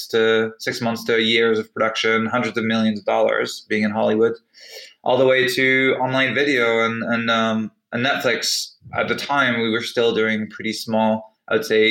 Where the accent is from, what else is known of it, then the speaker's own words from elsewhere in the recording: United Kingdom; also born or lived in France / United States; On the personal side, I'm British and French, but I actually spent half my life in the US, where I started my career.